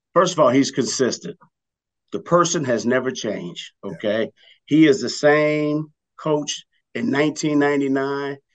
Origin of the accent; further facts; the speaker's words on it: Los Angeles, California, United States; also born or lived in New Orleans, Louisiana / Cincinnati; I, did the majority of my growing up in the LA area